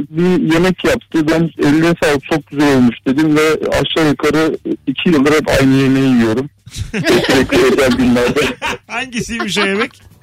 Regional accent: Black Sea Region, Turkey; Biz Karadenizliyiz.

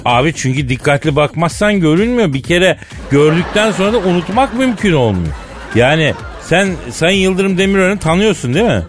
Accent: Istanbul, Turkey; Bir İstanbullu olarak

